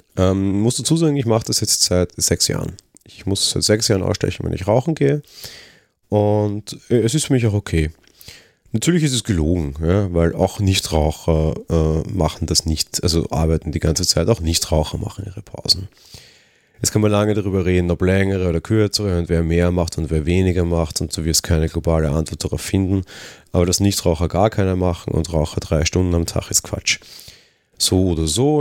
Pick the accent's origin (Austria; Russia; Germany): Austria; als Österreicher